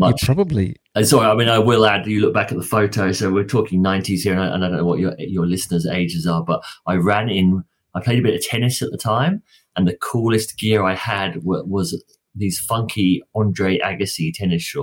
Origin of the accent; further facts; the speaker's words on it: England, United Kingdom; moved away as an adult; now in Australia; I grew up in England, played football, soccer most of my life